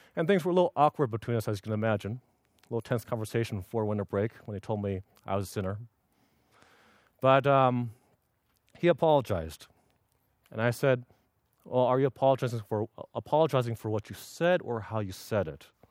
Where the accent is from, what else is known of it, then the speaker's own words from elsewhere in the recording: Los Angeles, California, United States; moved away as an adult; now in Union City, United States; originally, I was born in Los Angeles. I lived my first eighteen years there